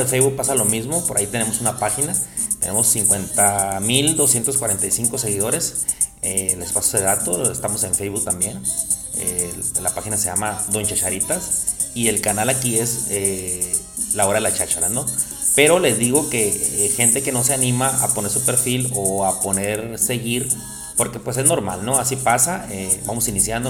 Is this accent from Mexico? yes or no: yes; Mexico; somos mexicanos